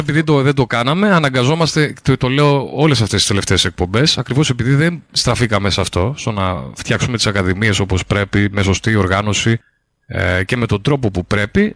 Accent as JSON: {"language": "Greek", "town": "Lekani", "region": "Eastern Macedonia and Thrace", "country": "Greece", "said": "εγώ κατάγομαι από τη Λεκάνη"}